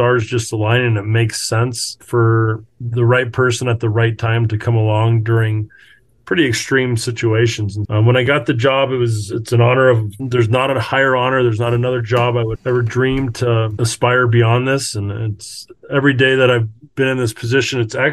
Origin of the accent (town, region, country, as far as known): Alaska, United States; born or raised there